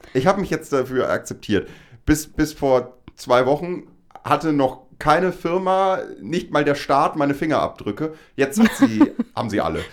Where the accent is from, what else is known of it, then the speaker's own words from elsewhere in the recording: Lower Saxony, Germany; wir beide aus Niedersachsen kommen